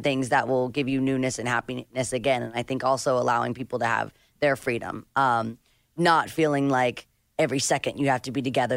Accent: Nashville, Tennessee, United States; now in Malibu, United States; I am from Nashville. I never thought I would live by the beach

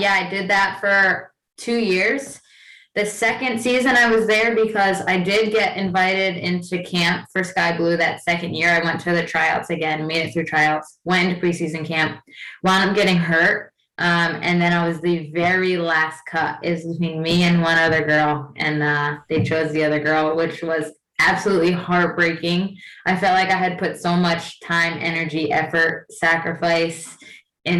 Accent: New Jersey, United States; moved away as an adult; also born or lived in New York / Iceland; I'm from Jersey, went to Rutgers in New Jersey

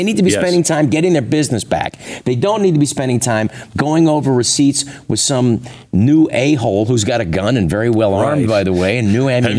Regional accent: San Francisco, California, United States; I'm from San Francisco.

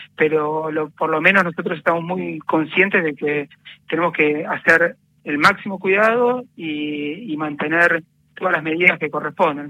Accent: Buenos Aires, Argentina; Yo iba a, un, a una escuela en Parque Patricios

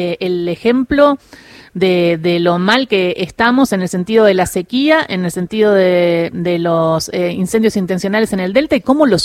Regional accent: Patagonia, Argentina; born or raised there; also born or lived in Rosario, Santa Fe, Argentina

